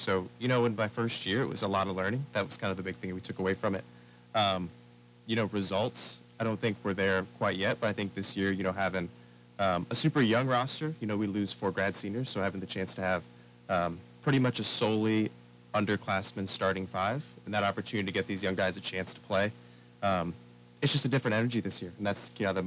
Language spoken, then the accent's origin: English; Dublin, Ohio, United States; I'm from Dublin, Ohio